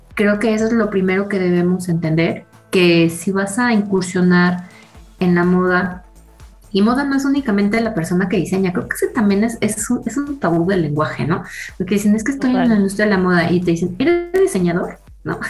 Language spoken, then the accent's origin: Spanish; Mexico; los hábitos que tenemos como mexicanos de consumo